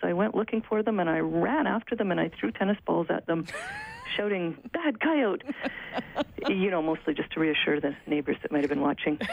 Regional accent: Alberta, Canada; I grew up in Alberta

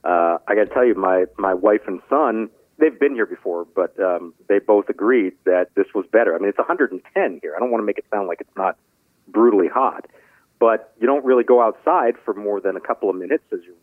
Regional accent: Scottsdale, Arizona, United States; moved away; also born or lived in Pittsburgh, Pennsylvania / Washington, D.C.; I was born in Pittsburgh, but we moved here when I was real young. So I actually grew up in Arizona

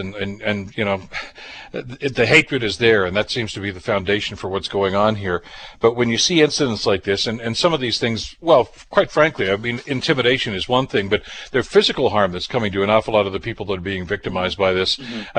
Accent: Toronto, Ontario, Canada; born there; Well, I was born in Toronto.

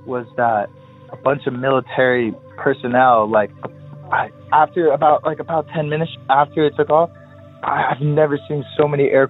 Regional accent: San Clemente, California, United States; I'm from San Clemente.

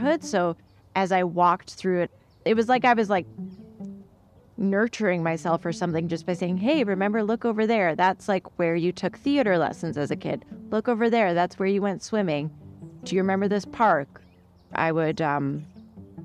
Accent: Vancouver, British Columbia, Canada; I grew up in Vancouver, Canada

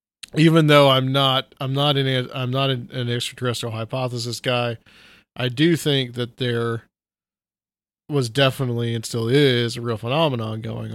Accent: Chattanooga, Tennessee, United States; moved away as an adult; also born or lived in Atlanta / Nashville; I've lived in Nashville now for 15 years. I lived in Atlanta 3 years before that. I'm from Chattanooga.

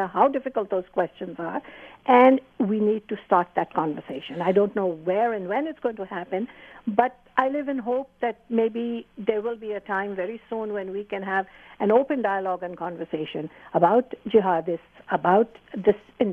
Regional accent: Pakistan; moved away; I was born in Pakistan. I grew up with an Islam that was very compassionate and very balanced

